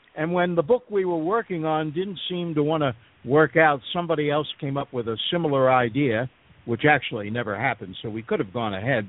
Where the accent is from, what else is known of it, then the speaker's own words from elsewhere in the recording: Philadelphia, Pennsylvania, United States; now in Panama; I was born and raised in Philadelphia